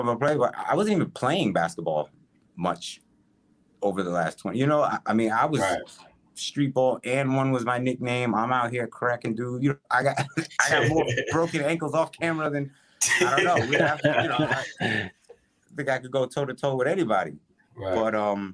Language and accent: English; Westchester County, New York, United States; I'm from Westchester County, so I'm outside right. the city